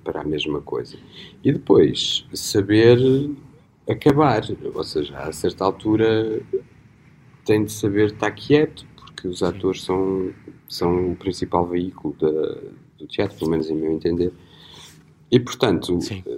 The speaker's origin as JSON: {"language": "Portuguese", "region": "Beira", "country": "Portugal", "accent": "Beirão", "moved": "yes", "lives_now": "Porto, Portugal", "said": "eu tenho uma pronúncia beirã"}